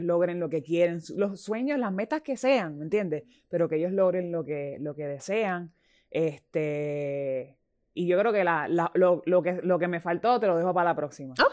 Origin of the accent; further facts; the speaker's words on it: Puerto Rico; mi gente, somos grandes, los puertorriqueños somos grandes.